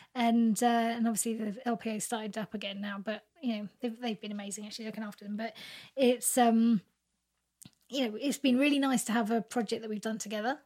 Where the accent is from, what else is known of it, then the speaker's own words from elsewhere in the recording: Reading, South East England, United Kingdom; I grew up in Reading